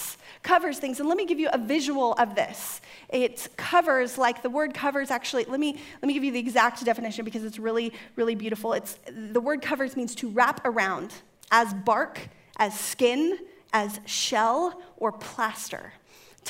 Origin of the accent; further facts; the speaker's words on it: California, United States; I was raised in California